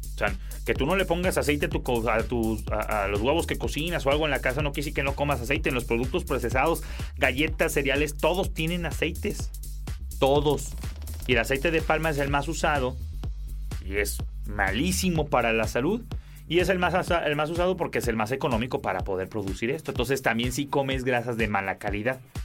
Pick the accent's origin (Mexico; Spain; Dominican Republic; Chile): Mexico; en México, que es de donde yo soy